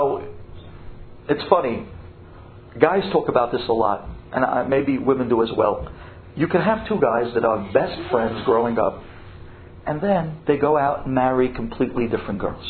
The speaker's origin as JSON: {"language": "English", "country": "United States", "also_born_or_lived": "Israel", "said": "I was the only American in an Israeli yeshiva"}